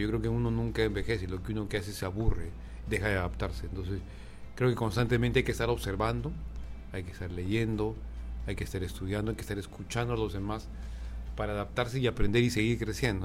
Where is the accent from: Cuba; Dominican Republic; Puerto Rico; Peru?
Peru; Arequipa; moved away as an adult; also born or lived in Ecuador / Colombia; now in Mexico; nací en una ciudad del Perú que se llama Arequipa